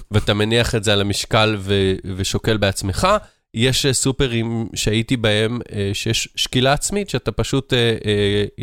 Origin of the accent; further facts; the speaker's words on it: Tel Aviv, Tel Aviv District, Israel; אני כזה תל אביבי